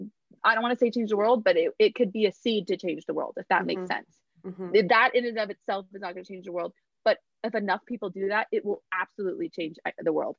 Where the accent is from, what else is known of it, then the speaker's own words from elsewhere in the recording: Los Angeles, California, United States; moved away as an adult; also born or lived in New York; I'm from